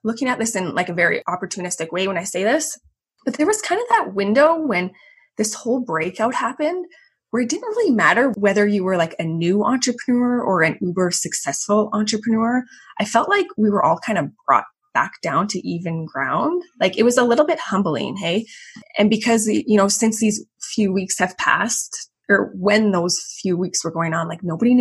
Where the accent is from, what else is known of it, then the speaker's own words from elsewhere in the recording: Calgary, Alberta, Canada; moved away as an adult; also born or lived in Chicago / Vienna, Austria; I'm from Calgary, Canada, and I grew up with two older brothers